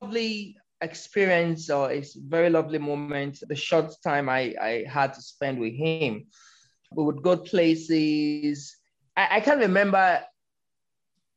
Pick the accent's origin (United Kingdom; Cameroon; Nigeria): Nigeria; Lagos; moved away as an adult; now in Abuja, Nigeria; I am originally from Lagos. I grew up in Lagos, moved to Abuja about 11 years ago